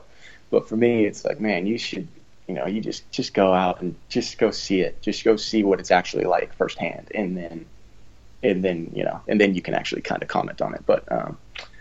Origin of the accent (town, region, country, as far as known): United States